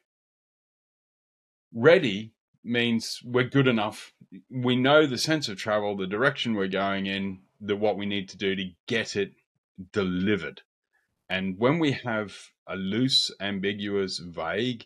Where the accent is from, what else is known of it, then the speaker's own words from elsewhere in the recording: far north Queensland, Australia; moved away as an adult; also born or lived in Brisbane / Melbourne / London; now in England; from the far north where I grew up in far north Queensland